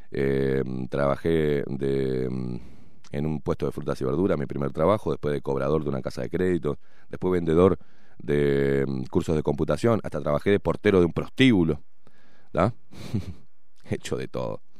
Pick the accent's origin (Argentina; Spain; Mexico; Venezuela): Argentina; Buenos Aires; accent: half Uruguayan, half Argentine; also born or lived in Montevideo, Uruguay; now in Uruguay; Mis primeros 20 años nací acá, en el Pereira Rosell, y mis primeros 20 años los viví en Argentina. Mi familia es toda argentina.